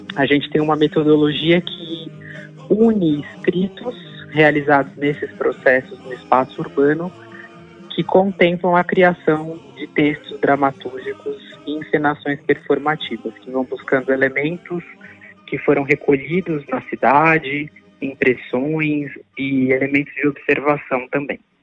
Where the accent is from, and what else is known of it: Brazil